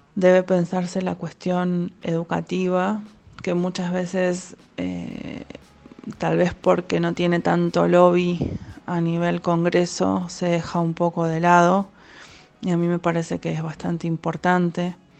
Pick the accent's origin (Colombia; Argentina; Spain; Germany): Argentina; Somos argentinos